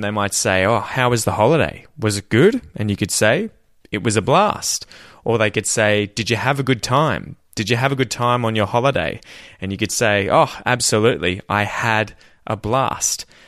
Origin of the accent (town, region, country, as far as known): Australia; accent: Australian